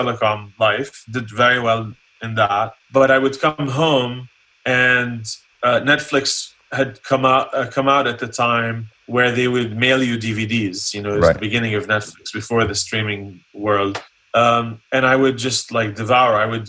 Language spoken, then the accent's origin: English; Columbus, Ohio, United States; also born or lived in Jordan; the U.S. when I was 13. And then my parents went back to Jordan when I started college in Ohio. So I grew up in Ohio, mm-hmm. in Columbus.